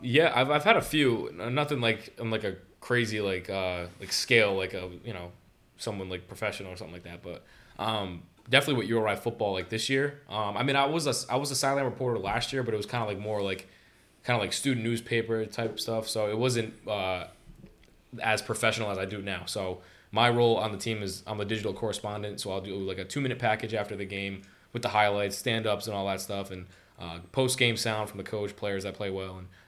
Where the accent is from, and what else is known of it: Johnston, Rhode Island, United States; born or raised there